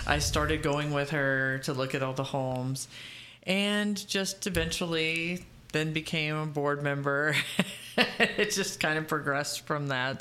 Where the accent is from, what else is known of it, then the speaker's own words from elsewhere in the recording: Dade City, Florida, United States; It's my hometown. I love Dade City.